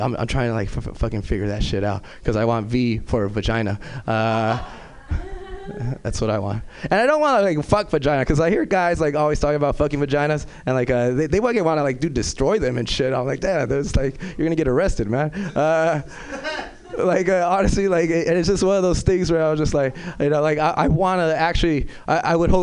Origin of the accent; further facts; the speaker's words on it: Los Angeles, California, United States; I'm originally from South Central